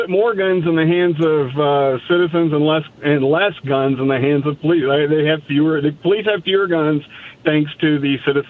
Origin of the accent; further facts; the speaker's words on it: Indiana, United States; now in Jackson, United States; I'm originally from Indiana.